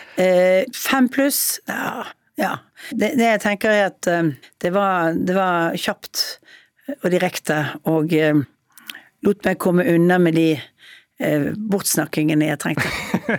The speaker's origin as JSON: {"language": "Norwegian", "town": "Bergen", "region": "Vestland", "country": "Norway", "said": "jeg er kanskje direkte og litt sånn høyrøstet som bergenser er"}